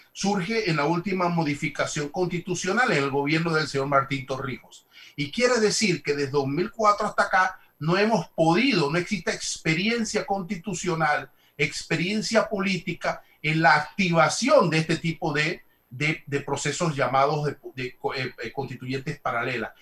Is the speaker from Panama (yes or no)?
yes; Panama